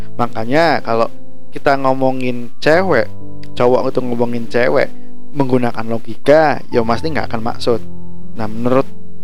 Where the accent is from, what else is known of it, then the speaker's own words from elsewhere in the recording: Java, Indonesia; saya sebagai Jawa sendiri